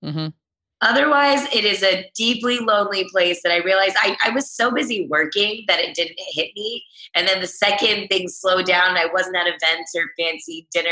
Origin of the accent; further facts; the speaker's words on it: Texas, United States; also born or lived in Chicago, Illinois / Los Angeles, California; I grew up in Texas my whole life.